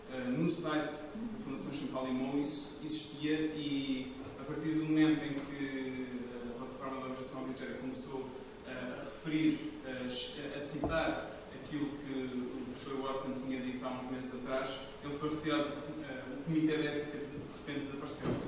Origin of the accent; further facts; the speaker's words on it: Lisbon, Portugal; pelo sotaque já perceberam sou de Lisboa.